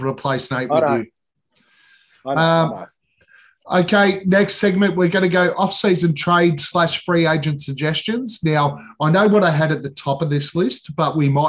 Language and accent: English; Australia; we're Australian